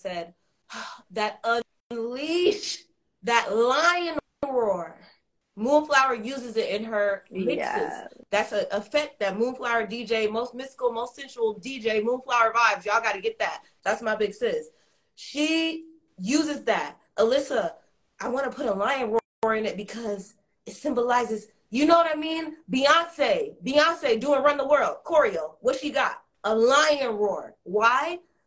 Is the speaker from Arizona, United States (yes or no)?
no; Los Angeles, California, United States; I'm from Los Angeles. I'm on the West Coast